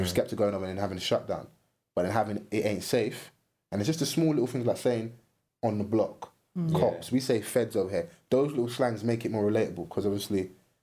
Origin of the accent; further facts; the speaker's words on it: London, United Kingdom; I'm from South East London